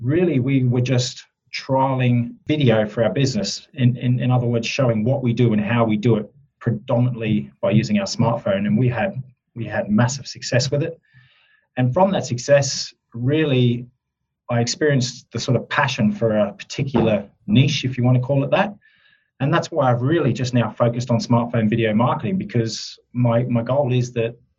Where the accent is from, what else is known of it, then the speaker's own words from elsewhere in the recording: Australia; accent: Australian twang; moved away as an adult; now in Surrey, United Kingdom; I have Australian roots. Yep. I'm actually an Australian now that's based in the UK, in Surrey, UK